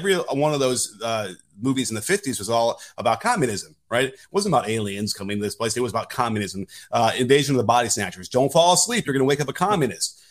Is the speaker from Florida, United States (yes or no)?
no; Chicago, Illinois, United States; growing up in Chicago, we were, you know, weaned on, up in Sinclair, the jungle